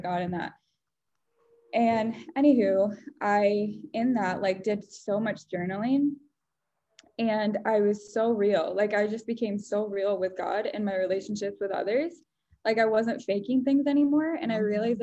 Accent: West Michigan, United States; growing up in West Michigan

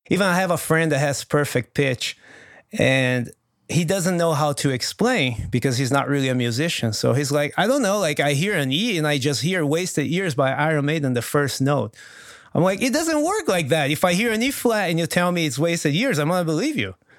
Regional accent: Brazil; first language Portuguese; English is a second language; also born or lived in Los Angeles, United States; now in United States; I talk to my buddies in Brazil

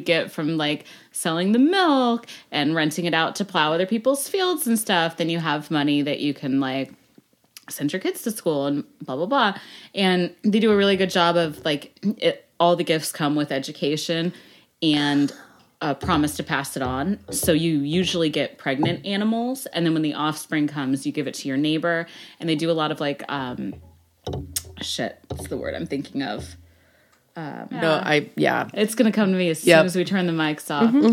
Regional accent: Lansing, Kansas, United States; also born or lived in Overland Park, Kansas; I grew up in Lansing, Kansas

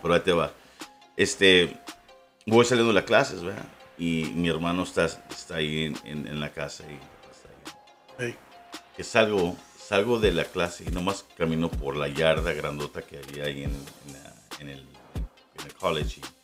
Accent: Ciudad Juárez, Chihuahua, Mexico; also born or lived in El Paso, Texas, United States; yo soy nacido en El Paso. Este, y, pero me crié en Juárez

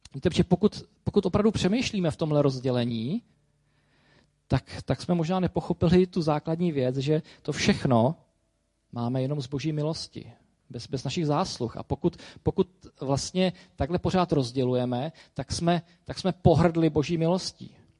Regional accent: Czechia; Jsem prostě Čech

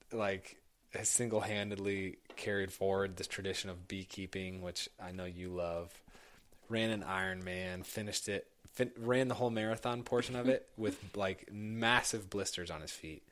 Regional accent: Indianapolis, Indiana, United States; i grew up in Indianapolis.

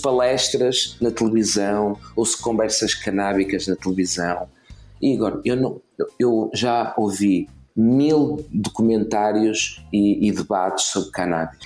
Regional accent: Portugal; como português

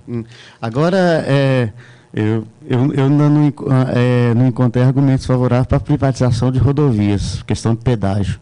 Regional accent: Montes Claros, Minas Gerais, Brazil; Eu sou de Montes Claros, Minas Gerais, norte de Minas

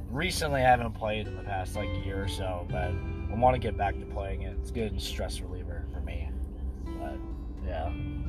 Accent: Arizona, United States; we live in Arizona. I was born in Arizona, actually.

